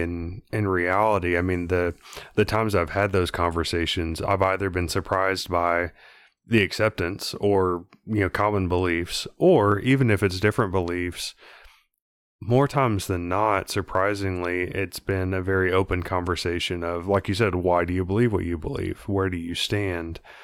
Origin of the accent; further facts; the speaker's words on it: Texas, United States; growing up in Texas